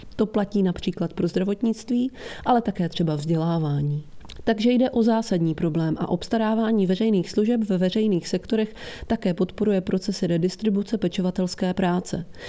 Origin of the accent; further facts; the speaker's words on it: Italy; now in London, United Kingdom; Itálie, odkud pocházím